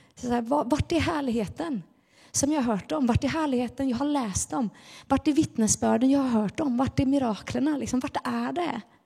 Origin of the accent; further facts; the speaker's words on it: Gothenburg, Västra Götaland, Sweden; Vi var med i Finska pingstkyrkan när jag var barn inne i Göteborg